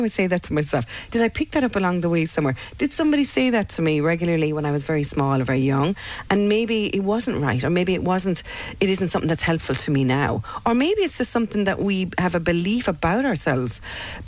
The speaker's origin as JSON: {"language": "English", "country": "Ireland", "tie": "born or raised there", "said": "as Irish people, for many of us growing up, you know, for me in the 70s, 80s"}